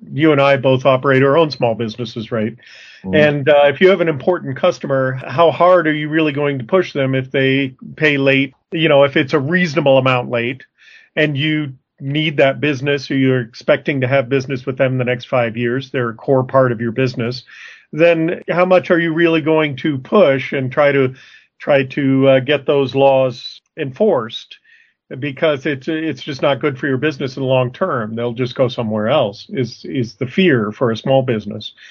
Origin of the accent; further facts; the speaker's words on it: Arizona, United States; I'm from Arizona.